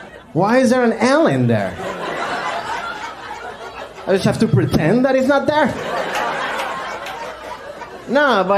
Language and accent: English; Maryland, United States; English is a second language; Well, yeah, like I said, I grew up in Maryland. I had to learn English on my own. English is a very hard language.